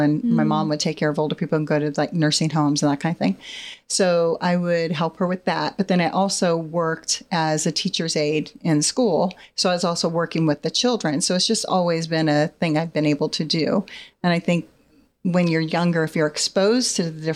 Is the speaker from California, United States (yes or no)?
yes; California, United States; moved away as an adult; now in Ohio, United States; I'm originally from California.